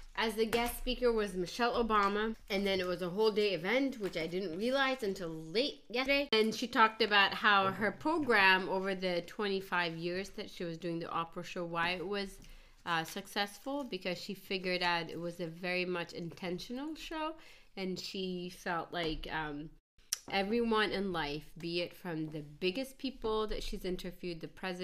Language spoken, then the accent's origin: English; Ethiopia; now in United States